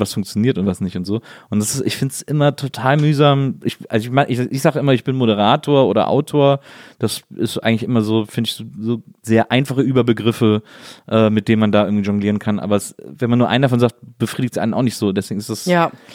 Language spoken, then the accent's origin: German; near Brühl, North Rhine-Westphalia, Germany; Ich bin ja im Phantasialand aufgewachsen, das war ja irgendwie äh, paar Kilometer nur von meiner von meiner Heimat entfernt